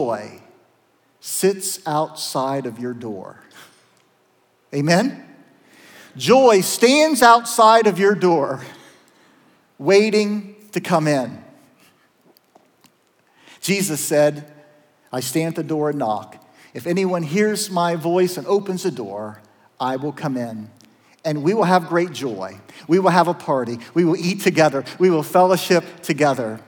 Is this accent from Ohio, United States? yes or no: yes; Zanesville, Ohio, United States; the little Methodist church that I grew up in Zanesville